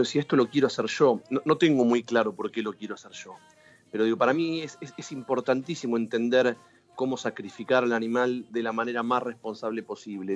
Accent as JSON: {"language": "Spanish", "region": "Buenos Aires Province", "country": "Argentina", "said": "si bien no, nací ni vivo en Capital Federal, eh, soy del conurbano, pero me considero una persona de ciudad"}